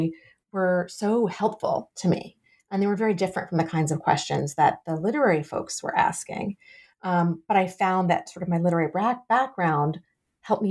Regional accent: Gainesville, Florida, United States; moved away as an adult; also born or lived in Philadelphia, Pennsylvania; now in New York, United States; I grew up in Gainesville, Florida, where the University of Florida is

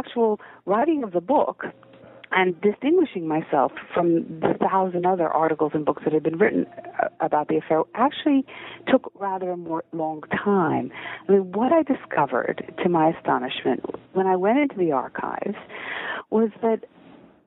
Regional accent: United States; accent: American; moved away as an adult; also born or lived in Israel; now in Oxford, United Kingdom; I was born in Israel and educated in America. I left America when I was 20 years old

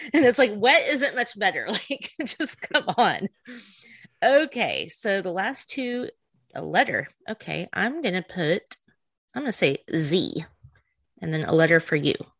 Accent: the South, United States; we're from the South

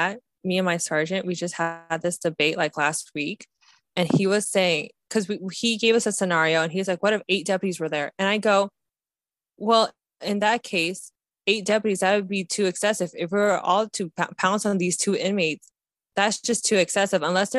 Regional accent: Ohio, United States; Akron, we're from Ohio.

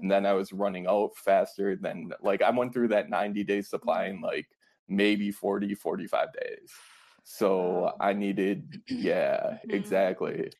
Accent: Fond du Lac, Wisconsin, United States; I'm from Wisconsin. Um, I grew up about an hour north in Fond du Lac, Wisconsin

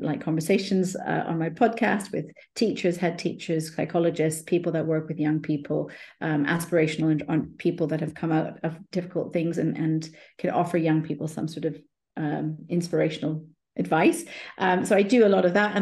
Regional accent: India; Being Indian myself

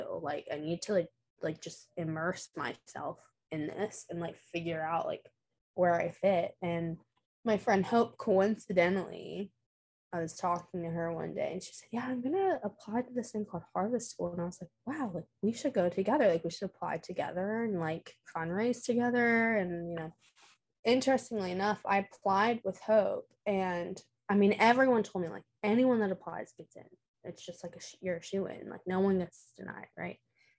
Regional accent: Virginia Beach, Virginia, United States; So I am currently and from Virginia, grew up in Virginia Beach

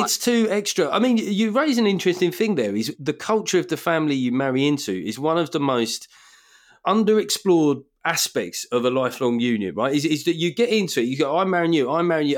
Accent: United Kingdom; me as a Brit

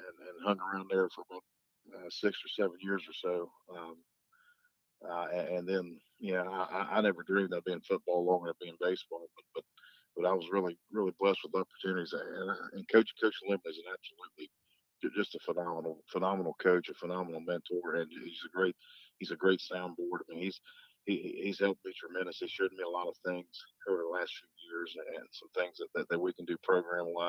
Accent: Clay, United States; moved away; I'm from Clay. I'm not from around here

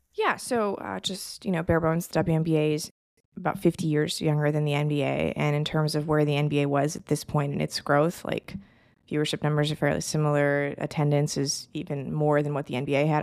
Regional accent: Los Angeles, California, United States; My parents moved to L A right around the time of the Showtime Lakers

